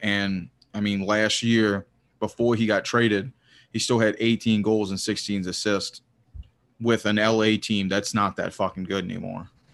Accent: the South, United States; I'm from the South

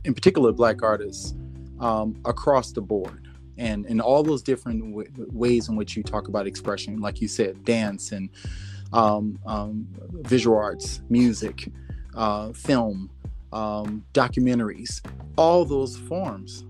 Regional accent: New Orleans, Louisiana, United States; growing up in the South and down in New Orleans, Louisiana, and growing up as a Black man in the South

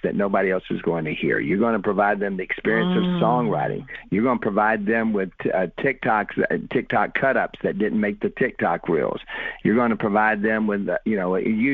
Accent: South Alabama, United States; doing what I'm doing from South Alabama

